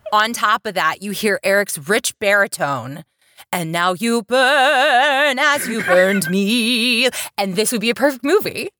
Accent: the South, United States; I'm from the South

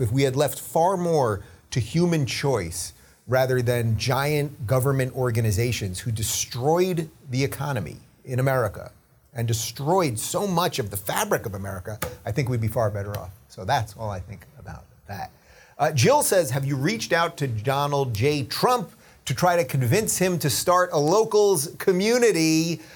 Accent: Long Island, New York, United States; moved away; I grew up in Long Island, spent my formative years in Long Island

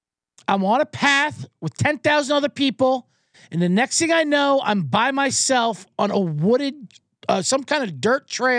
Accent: Ireland; But as an Irishman, you have to defend them a little bit.

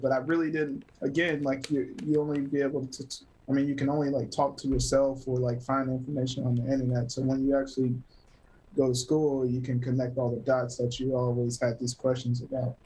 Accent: Greer, South Carolina, United States; also born or lived in Taylors, South Carolina; originally born and raised in South Carolina. Um, Greer, Greer to be exact, like Taylor's area

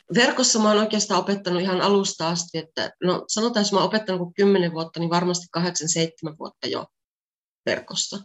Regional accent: Pieksämäki, South Savo, Finland; moved away as an adult; also born or lived in France; now in Greece; mä oon Pieksämäeltä kotoisin

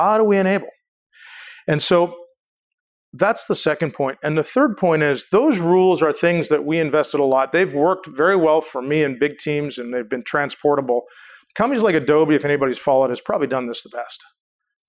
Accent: Canada; I'm Canadian.

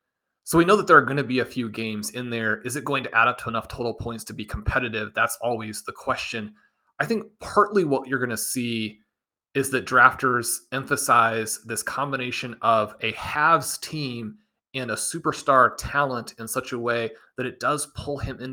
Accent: Kansas City, Missouri, United States; growing up in Kansas City, attending all these games in Arrowhead.

